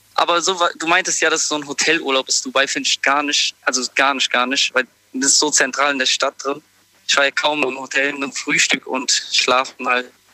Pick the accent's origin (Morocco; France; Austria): Morocco; moved away; ich komme ja ursprünglich aus Marokko